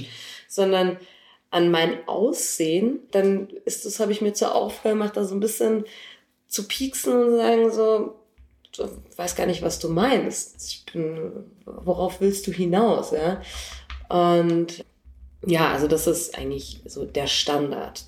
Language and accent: German; Munich, Bavaria, Germany; ich bin 33 und in München geboren